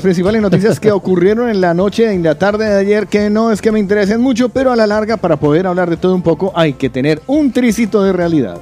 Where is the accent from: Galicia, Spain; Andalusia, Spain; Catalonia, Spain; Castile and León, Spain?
Andalusia, Spain; Guarromán; now in Barcelona, Spain; En mi pueblo querido, mi querido Guarromán